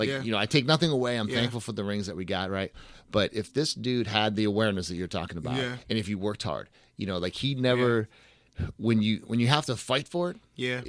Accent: Boston, Massachusetts, United States; I'm from Boston, so I grew up watching Red Sox fan all my life.

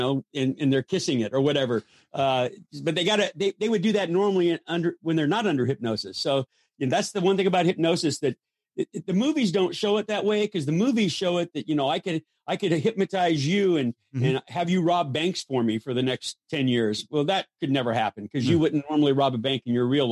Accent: Los Angeles, California, United States; I grew up in Hollywood

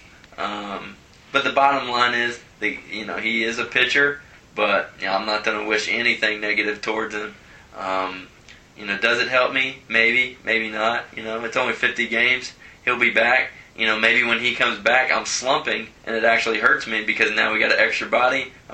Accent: Cincinnati, Ohio, United States; I'm from Cincinnati

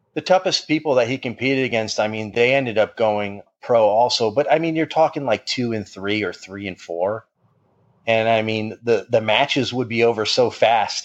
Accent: Fairfield, Connecticut, United States; I grew up in Fairfield, Connecticut.

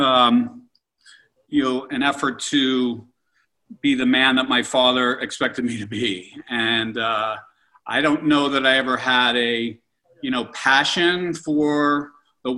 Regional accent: Pittsburgh, Pennsylvania, United States; I'm 58 years old, and you know, I grew up in Pittsburgh and in the 70s.

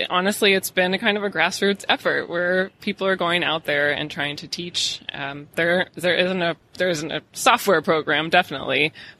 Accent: Missouri, United States; now in California, United States; I'm actually from Missouri. I'm a farm girl from the Midwest

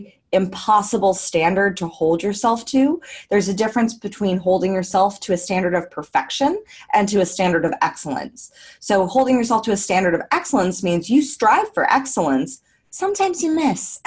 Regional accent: United States; moved away as an adult; now in Australia; I am an American just living the dream abroad

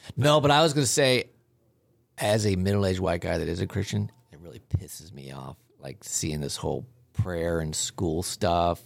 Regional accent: Southern Ohio, United States; I'm from Southern Ohio.

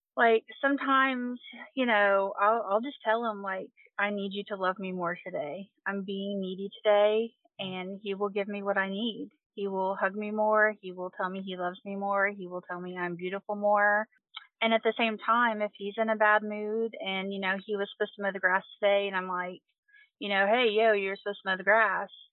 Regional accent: Quincy, Kentucky, United States; I am from Quincy, Kentucky. I Uh, grew, yep. grew up here

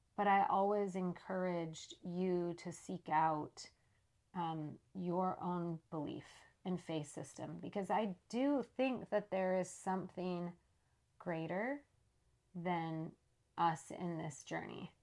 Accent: Saskatchewan, Canada; I was born in Saskatchewan, Canada. Like I mentioned, my parents were up there living on an Indian reservation

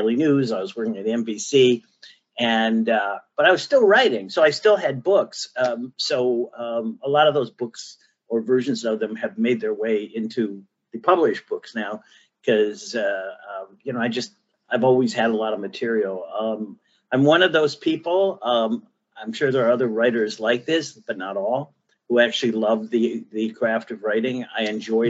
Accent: Cleveland, Ohio, United States; I'm from Northeast Ohio. I'm from Cleveland

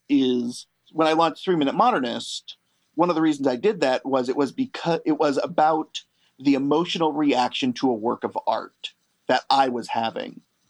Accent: Bay Area, California, United States; growing up in the Bay Area

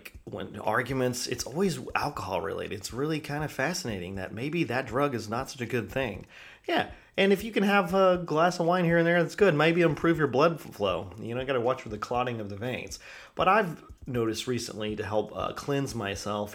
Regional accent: China; moved away; when I was a kid growing up in China

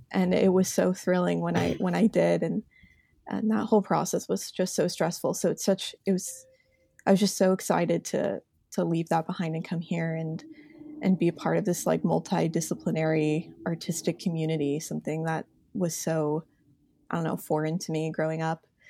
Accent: Indianapolis, Indiana, United States; moved away as an adult; I'm from Indiana. That's my home. I've lived in Indianapolis, um, all the way up until college in the same house.

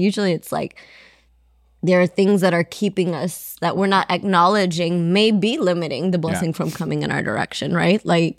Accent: Ethiopia; first language Amharic; English is a second language; Ethiopia, Amharic was my first language

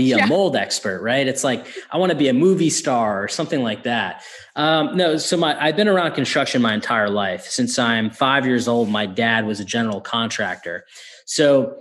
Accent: Northeast, United States; I'm from the Northeast

